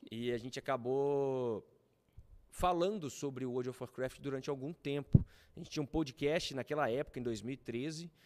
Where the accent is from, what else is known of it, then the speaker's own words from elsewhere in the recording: Juiz de Fora, Minas Gerais, Brazil; moved away as an adult; now in São Paulo, Brazil; voltei para Juiz de Fora, que eu sou de Juiz de Fora, eu vim em São Paulo fazer isso.